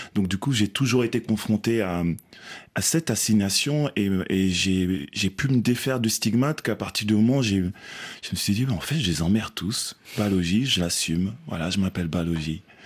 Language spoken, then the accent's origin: French; Belgium; moi, j'ai grandi en Belgique aussi